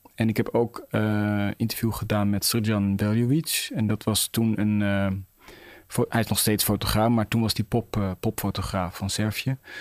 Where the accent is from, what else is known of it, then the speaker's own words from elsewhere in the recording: Netherlands; ik ben Nederlander